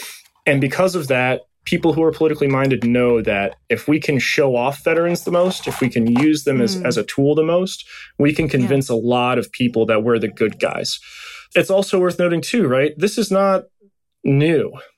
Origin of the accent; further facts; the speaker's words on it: West Virginia, United States; I'm a 6 foot tall white guy with a beard. I'm coming from West Virginia.